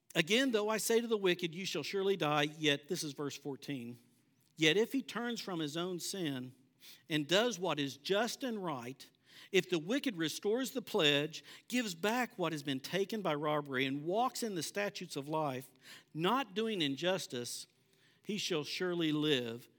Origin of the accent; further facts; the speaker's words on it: Bartlesville, Oklahoma, United States; I grew up in Bartlesville